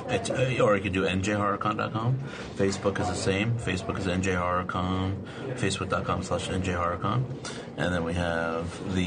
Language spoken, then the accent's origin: English; Burnsville, New Jersey, United States; where I grew up in Burnsville, New Jersey, there is an old story of a house that I actually lived